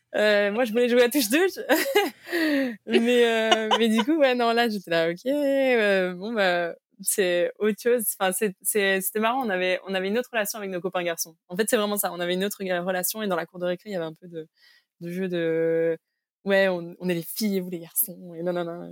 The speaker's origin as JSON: {"language": "French", "country": "Belgium", "tie": "born or raised there", "also_born_or_lived": "Cambodia / Mexico", "said": "toutes ces années d'adolescence qui, je pense, sont cruciales aussi dans notre construction, je les ai passées en Belgique"}